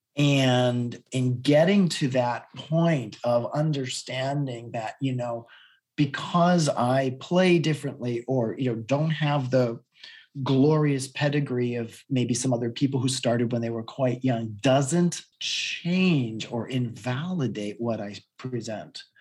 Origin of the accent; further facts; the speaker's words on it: New England, United States; accent: Boston; I'm from New England